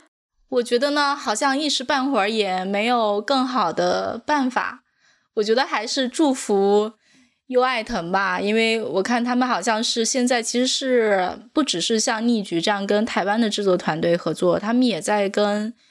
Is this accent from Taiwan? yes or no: no; China; 我们中国人都会这么想，